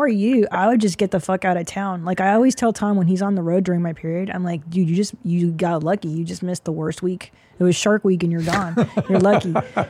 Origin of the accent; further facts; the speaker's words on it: Windsor, Ontario, Canada; moved away; I was born in Windsor